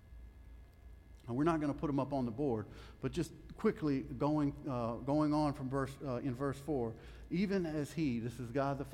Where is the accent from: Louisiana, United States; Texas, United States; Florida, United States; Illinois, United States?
Louisiana, United States; I'm from Louisiana